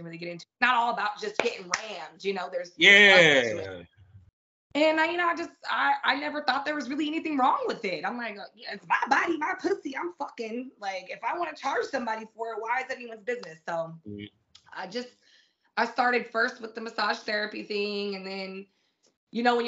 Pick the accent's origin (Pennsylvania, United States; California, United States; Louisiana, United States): California, United States; San Diego; also born or lived in England; I come from a very urban neighborhood. I come from Southeast San Diego